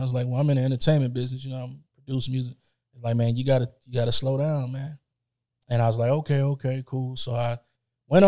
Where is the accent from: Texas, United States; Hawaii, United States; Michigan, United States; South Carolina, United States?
Texas, United States; Dallas; moved away; also born or lived in Hollywood; I'm from Dallas. I'm from Texas. I'm a Texas boy